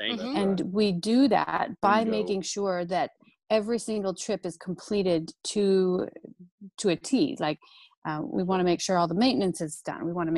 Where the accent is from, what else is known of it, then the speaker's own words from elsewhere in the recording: Minnesota, United States; I say pop too. I'm from Coke. Minnesota.